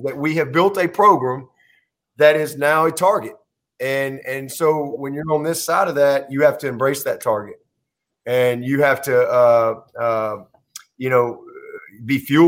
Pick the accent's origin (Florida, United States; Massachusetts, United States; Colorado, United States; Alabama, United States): Alabama, United States; moved away as an adult; also born or lived in Tuscaloosa, Alabama; now in Clemson, United States; growing up in Alabama